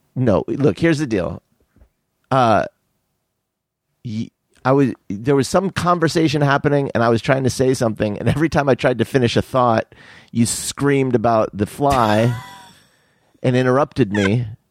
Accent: Tucson, Arizona, United States; my father's family's all from Philly, and I grew up in Tucson

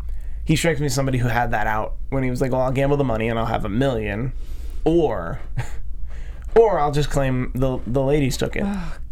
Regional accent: Philadelphia, Pennsylvania, United States; I'm from Philadelphia.

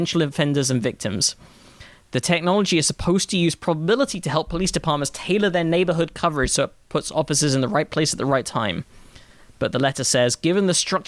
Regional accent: London, United Kingdom; growing up in London.

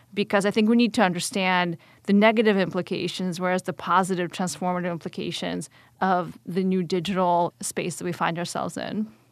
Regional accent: Atlanta, Georgia, United States; also born or lived in Kyiv, Ukraine; my family immigrated in nineteen ninety-one, but before the fall of the Soviet Union, to Atlanta, Georgia. So I went straight from the Soviet state to the South in the United States and grew up the rest of my childhood there.

